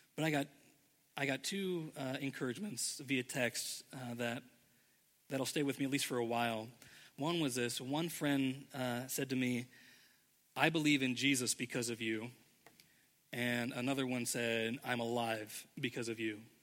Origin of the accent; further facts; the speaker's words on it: Indianapolis, Indiana, United States; moved away as an adult; now in Ohio, United States; we we're both from Indianapolis. Our homes were there